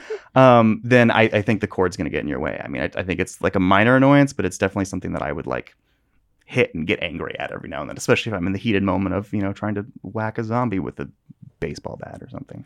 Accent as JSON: {"language": "English", "region": "Northern California", "country": "United States", "tie": "born or raised there", "said": "I grew up in Northern California, which burns every year."}